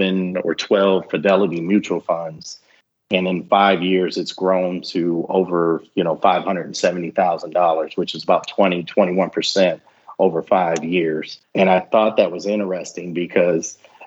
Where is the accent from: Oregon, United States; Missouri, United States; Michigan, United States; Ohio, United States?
Michigan, United States; moved away; I'm a guy from Michigan.